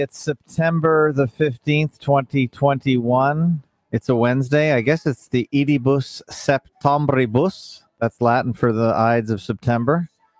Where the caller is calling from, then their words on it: Toronto, Ontario, Canada; I come to you from the North Shores of Lake Ontario. Toronto, Ontario, Canada, the media capital of Canada